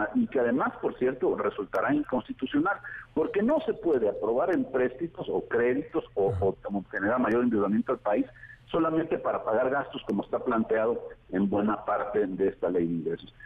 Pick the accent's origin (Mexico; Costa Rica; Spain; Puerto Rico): Mexico; Veracruz; del puerto de Veracruz precisamente, de donde soy originario